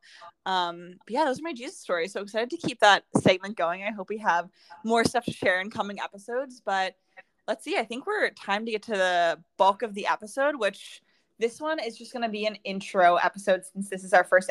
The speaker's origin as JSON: {"language": "English", "town": "Pittsburgh", "region": "Pennsylvania", "country": "United States", "tie": "born or raised there", "also_born_or_lived": "St. Louis", "moved": "as an adult", "said": "I grew up in Pittsburgh, and then I moved to St. Louis for college"}